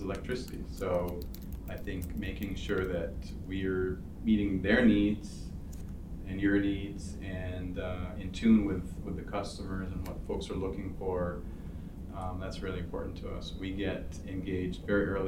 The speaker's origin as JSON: {"language": "English", "town": "Toronto", "region": "Ontario", "country": "Canada", "tie": "born or raised there", "moved": "yes", "lives_now": "Ann Arbor, United States", "said": "I grew up in Toronto."}